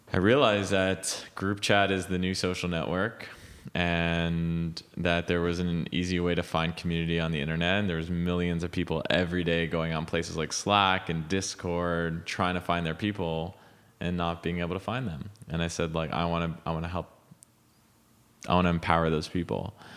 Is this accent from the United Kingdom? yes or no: no; Montreal, Quebec, Canada; moved away as an adult; now in United States; growing up in Montreal